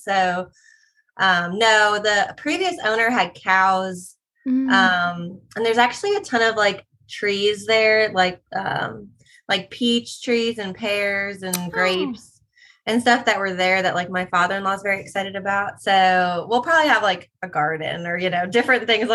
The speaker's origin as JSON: {"language": "English", "region": "New York", "country": "United States", "tie": "born or raised there", "moved": "as an adult", "lives_now": "South Carolina, United States", "said": "I'm born and raised in New York and then went to school down here"}